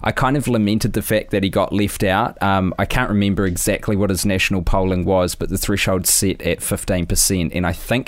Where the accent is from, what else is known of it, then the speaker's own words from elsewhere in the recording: New Zealand; And I'm a dude from New Zealand who was watching the US presidential election first debate